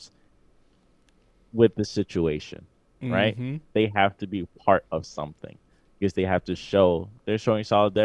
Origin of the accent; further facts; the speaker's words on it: New York City, New York, United States; I'm from Queens